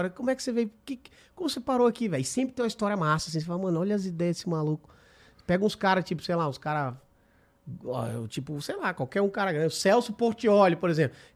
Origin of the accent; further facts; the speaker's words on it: Espírito Santo, Brazil; sou capixaba.